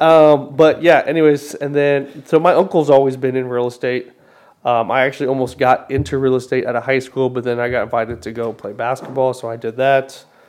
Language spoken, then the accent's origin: English; Arizona, United States; I was born uh, in Arizona born and raised